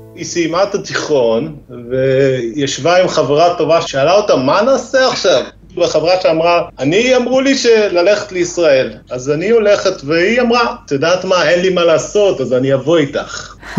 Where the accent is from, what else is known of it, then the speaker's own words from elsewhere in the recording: Israel; moved away as an adult; also born or lived in Norway; now in Lærdal area, Norway; אני כאילו באתי לנורבגיה, ישראלי